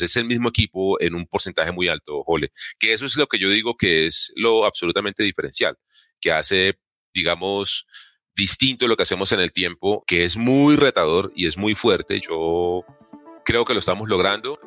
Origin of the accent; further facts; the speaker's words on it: Colombia; nosotros como colombianos